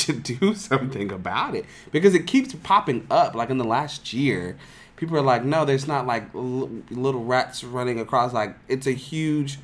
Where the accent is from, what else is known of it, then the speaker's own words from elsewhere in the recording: Atlanta, Georgia, United States; now in Nashville, United States; I grew up in Atlanta